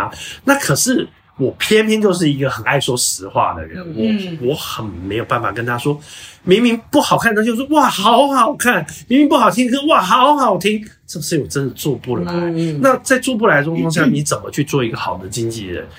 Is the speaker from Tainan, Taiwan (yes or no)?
no; Hsinchu, Taiwan; 再加上她是新竹人，我也是新竹人，